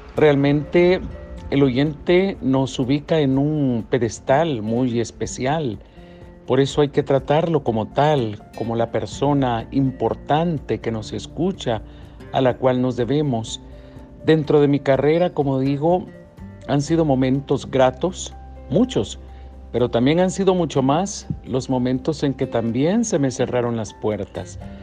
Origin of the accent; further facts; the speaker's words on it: El Salvador; aquí en El Salvador en mi país tan bello